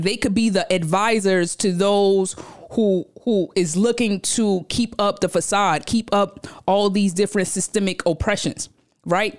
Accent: New York City, New York, United States; I come from Brownsville, Brooklyn. I'm from Brooklyn. When you go downstairs from the crib, there's a slew of stores lined up down the block.

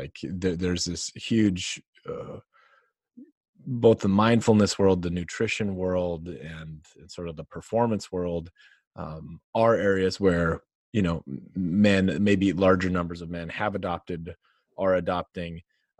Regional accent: North Dakota, United States; if I go back to where I grew up in North Dakota and went into the bar, to talk with the dudes there

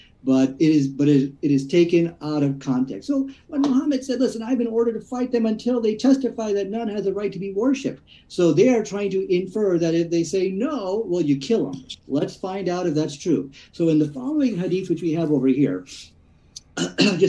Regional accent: Peoria, Illinois, United States; we're both from Peoria, Illinois

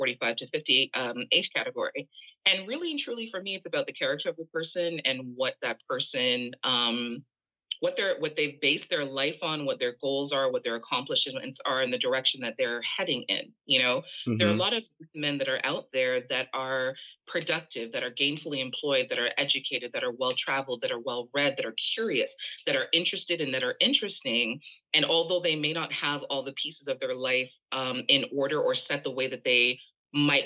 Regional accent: Jamaica; now in Canada; I am originally from Jamaica. I live in Canada.

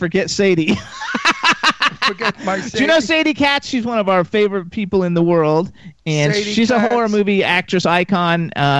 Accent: Miami, Florida, United States; I was actually born in Miami.

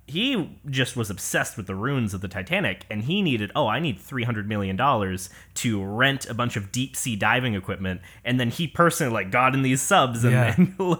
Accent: Puyallup, Washington, United States; also born or lived in Los Angeles; I was born in Puyallup, Washington. That's just south of Tacoma, south of Seattle. And grew up kind of bouncing around there. I say I'm from Seattle/LA, those kind of greater areas, bouncing between.

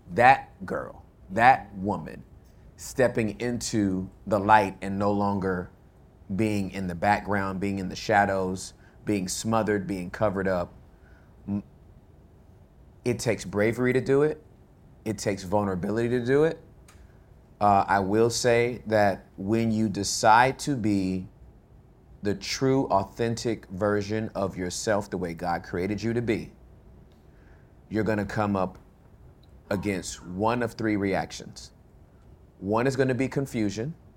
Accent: California, United States; moved away as an adult; now in Texas, United States; I'm from California

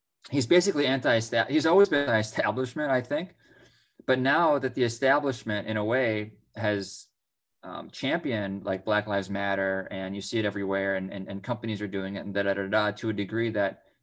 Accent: Minnesota, United States; my home state of Minnesota

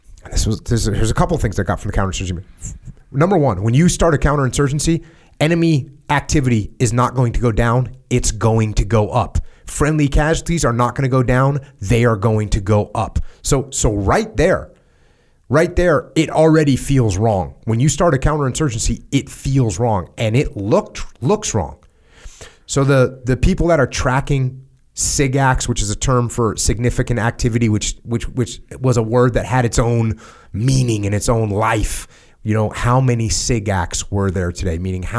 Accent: United States; So I come from the States where everyone's saying, well, not everyone, but where a lot of people are saying we're losing, we can't win.

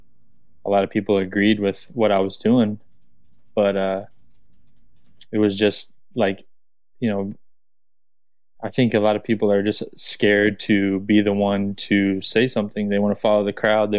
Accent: Florida, United States; I'm from Florida, man. Like my family is super Southern, like very Southern background

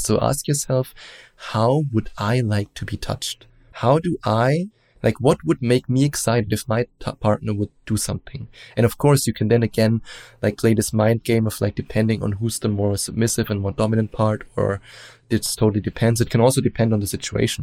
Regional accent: Germany; accent: German; English is a second language; as you probably hear from my accent, I'm German. And we Germans, we are raised in a very open-minded way

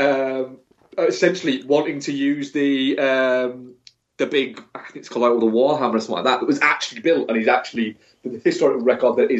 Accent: England, United Kingdom; I'm English

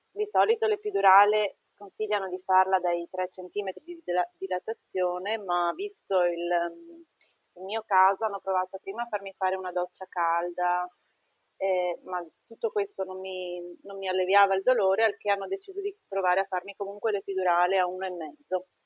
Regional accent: Treviso, Veneto, Italy; now in Trieste, Italy

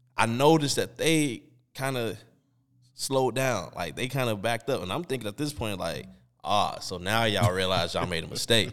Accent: Chicago, Illinois, United States; we growing up in Chicago, and at this time, we in high school

